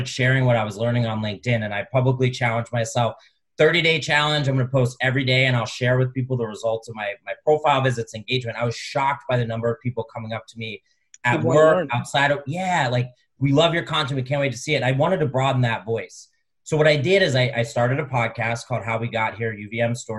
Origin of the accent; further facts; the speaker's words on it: Philadelphia, Pennsylvania, United States; now in Burlington, United States; I grew up in Philly